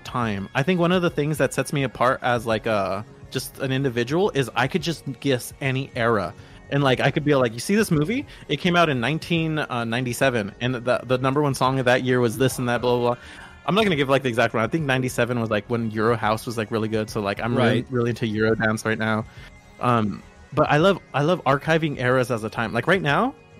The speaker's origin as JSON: {"language": "English", "town": "Los Angeles", "region": "California", "country": "United States", "tie": "born or raised there", "said": "LA is my hometown"}